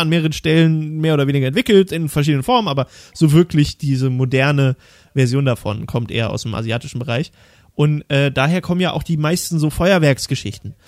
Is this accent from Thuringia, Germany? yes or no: yes; Thuringia, Germany; ich komme aus Thüringen, da gibt es viele Nazis